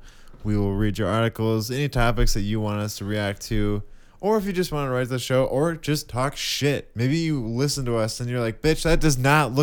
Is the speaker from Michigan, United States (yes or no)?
yes; Comstock Park, Michigan, United States; Comstock Park. It's called Comstock Park.